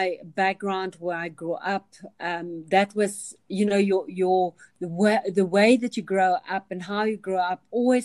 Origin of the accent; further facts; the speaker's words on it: Kalahari, banks of the Orange River, Northern Cape, South Africa; I grew up in the Kalahari